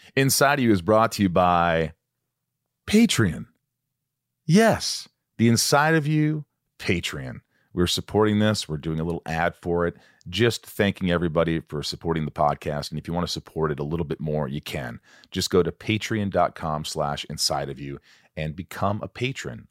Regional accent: Indiana, United States; also born or lived in New York; I was born in New York, but I grew up in Indiana, small town in Indiana from the time I was eight on

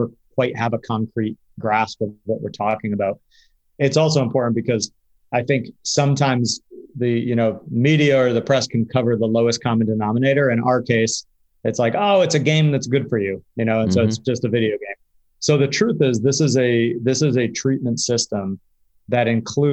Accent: Connecticut, United States; I grew up in Connecticut, closer to you

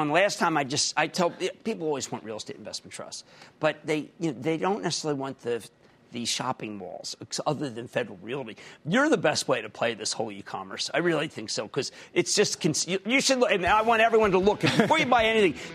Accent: Philadelphia, Pennsylvania, United States; I'm from Philadelphia, from Philadelphia, New York

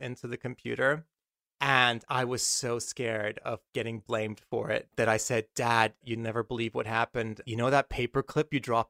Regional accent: Malaysia; I was a spoiled little 8-year-old, 7-year-old brat growing up in Malaysia.

